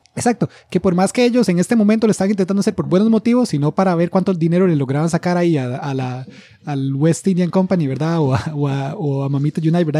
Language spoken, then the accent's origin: Spanish; Costa Rica